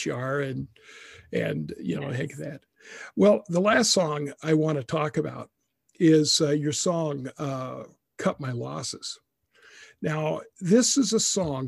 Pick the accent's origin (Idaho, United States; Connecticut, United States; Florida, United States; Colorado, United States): Idaho, United States; also born or lived in Texas / Waukesha, Wisconsin; now in Wisconsin, United States; even though I'm not originally from Texas, I'm from Idaho